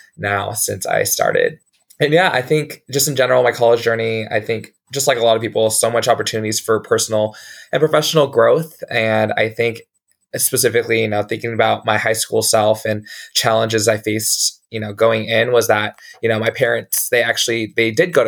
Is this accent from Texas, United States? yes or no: yes; San Antonio, Texas, United States; also born or lived in Houston, Texas; I was born and raised in San Antonio, Texas